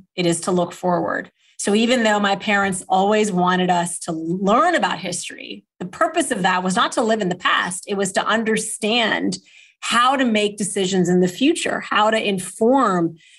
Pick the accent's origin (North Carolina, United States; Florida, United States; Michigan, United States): Michigan, United States; Kalamazoo; born there; And I was born in Kalamazoo, Michigan. But when I was two, my father was diagnosed with renal failure